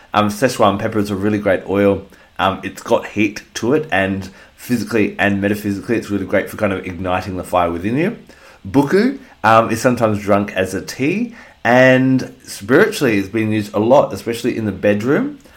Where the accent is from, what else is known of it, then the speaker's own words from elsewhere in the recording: Australia; here in Australia, my home country